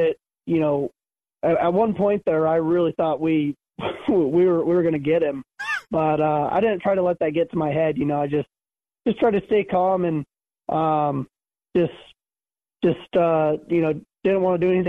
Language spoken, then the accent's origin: English; West Coast, United States; now in Pennsylvania, United States; I come from the West Coast, and I think Lincoln is the most similar track to kind of what I grew up on